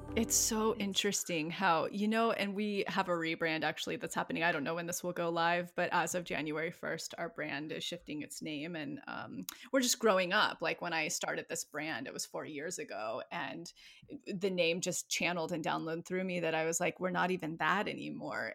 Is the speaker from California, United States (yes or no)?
yes; outside of Yosemite, California, United States; moved away; my hometown outside of Yosemite